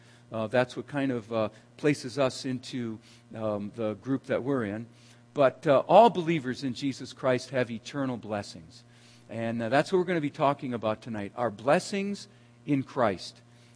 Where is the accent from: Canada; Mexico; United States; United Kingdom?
United States; Minnesota; now in Grand Rapids, United States; I grew up in Minnesota. That's the last name … is Swedish, and lots of Swedes in Minnesota. That's where I grew up, and my one grandfather was from Sweden